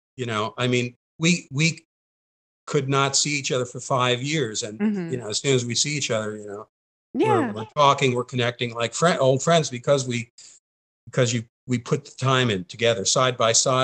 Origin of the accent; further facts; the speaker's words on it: Long Island, New York, United States; moved away; I was from Long Island.